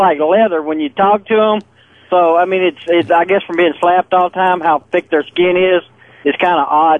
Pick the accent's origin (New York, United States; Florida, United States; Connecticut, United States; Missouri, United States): Missouri, United States; Southeast; I grew up in Southeast Missouri